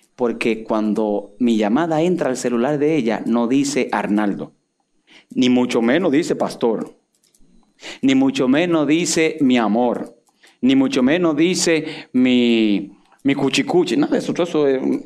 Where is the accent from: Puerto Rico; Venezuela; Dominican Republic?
Dominican Republic; Y a mí, dominicano